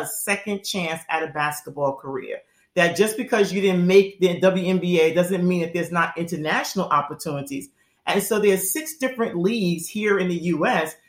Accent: New York, United States; growing up in New York

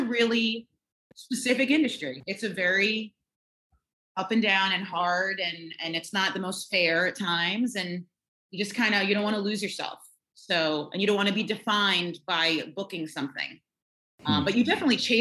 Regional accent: Raleigh, North Carolina, United States; also born or lived in Staten Island, New York; when I moved to North Carolina from New York, looking back, my mother, I think, was dealing with that big move from Staten Island to Raleigh, North Carolina.

